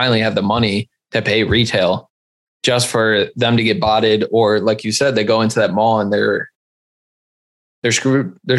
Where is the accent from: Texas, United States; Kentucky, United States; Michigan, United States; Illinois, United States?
Illinois, United States; Chicago; moved away as an adult; now in Milwaukee, United States; I'm originally from the Humboldt Park area, which is like a bunch of Puerto Ricans, bounce around the city for a bit. And then we moved out to the suburbs